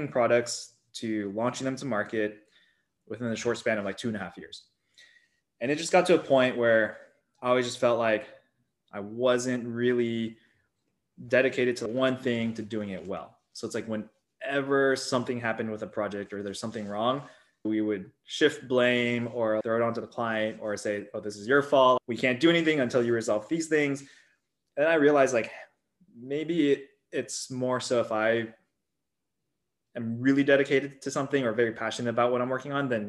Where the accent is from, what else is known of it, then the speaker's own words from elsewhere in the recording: Silicon Valley, California, United States; Being born and raised in Silicon Valley